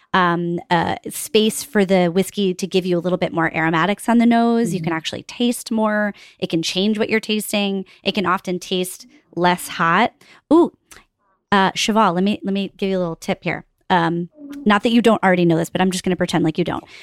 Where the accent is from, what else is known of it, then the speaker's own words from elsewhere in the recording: Northeast, United States; we're schlubs from the Northeast